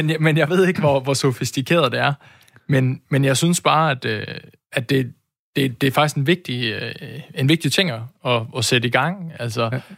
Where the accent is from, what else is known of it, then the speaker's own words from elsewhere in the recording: Aarhus, Central Denmark Region, Denmark; jeg er jo også født og opvokset i Aarhus